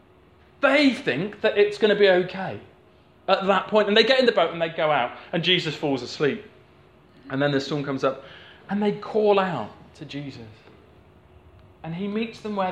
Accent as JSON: {"language": "English", "area": "the Southwest", "region": "South West England", "country": "United Kingdom", "tie": "born or raised there", "said": "I grew up in the Southwest"}